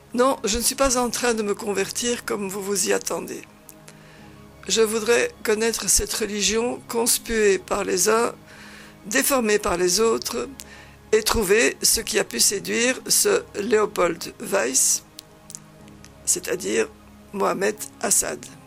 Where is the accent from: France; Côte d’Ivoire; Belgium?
Belgium; Flanders; first language Dutch (Flemish); French is a second language; moved away as an adult; now in Damascus, Syria; je choisis des commensaux de langue flamande et pendant 15 jours, je pratiquerai ma langue maternelle un peu rouillée